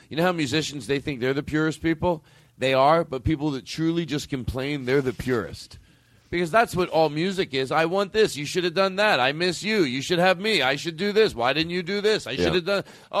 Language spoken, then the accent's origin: English; Philadelphia, Pennsylvania, United States; Philadelphia, Pennsylvania, my hometown, which I like very much.